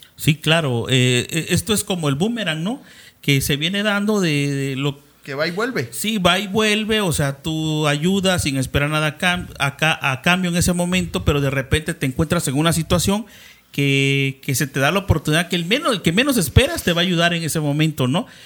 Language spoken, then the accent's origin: Spanish; Cintalapa, Chiapas, Mexico; nosotros somos de Cintalapa